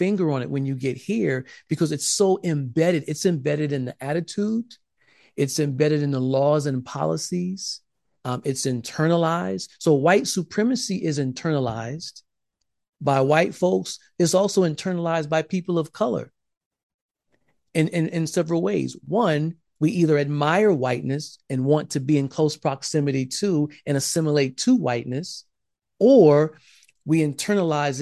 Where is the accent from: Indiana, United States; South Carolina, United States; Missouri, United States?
South Carolina, United States; I grew up in South Carolina